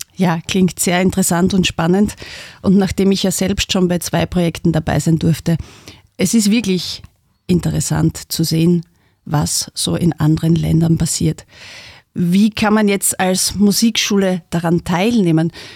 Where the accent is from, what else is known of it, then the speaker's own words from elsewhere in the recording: Styria, Austria; als Österreicher, als Steirer